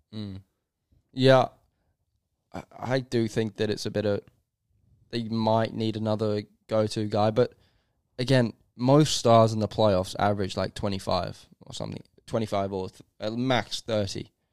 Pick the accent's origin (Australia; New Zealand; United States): Australia; also born or lived in England; as an Australian